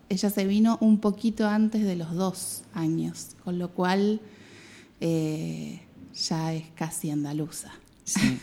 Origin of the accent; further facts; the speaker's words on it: Mar del Plata, Buenos Aires Province, Argentina; moved away as an adult; also born or lived in Patagonia; now in Cádiz, Spain; yo nací en el oeste de Buenos Aires, que sería Gran Buenos Aires. Soy casi porteña, pero no soy porteña. pero viví toda mi vida en Mar del Plata